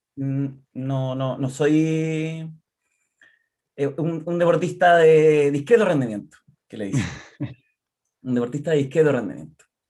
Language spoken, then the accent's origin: Spanish; Concepción, Biobío, Chile; soy de acá de Concepción, eh, de siempre